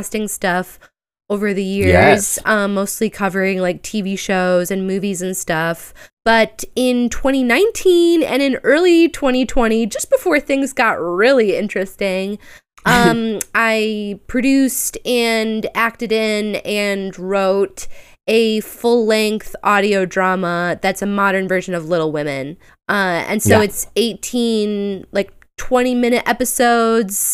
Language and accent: English; Chicago, Illinois, United States; I'm shamefully from the suburbs, but I'm from Chicago. You know, been around here my whole life, basically.